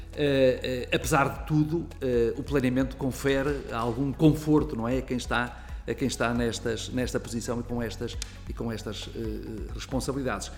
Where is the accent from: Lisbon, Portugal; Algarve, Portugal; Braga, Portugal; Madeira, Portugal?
Braga, Portugal; Fafe; also born or lived in Vizela; aquilo que era a casa dos meus avós, numa freguesia que se chama Ribeiros, no Conselho de Faf, onde eu vivia